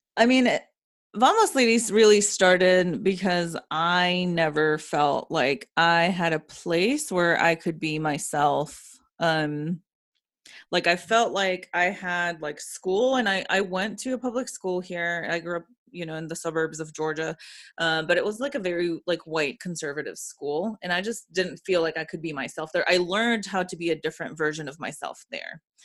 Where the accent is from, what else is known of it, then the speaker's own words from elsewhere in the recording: Ecuador; now in Atlanta, United States; when I was growing up in Ecuador, I went to a Jewish school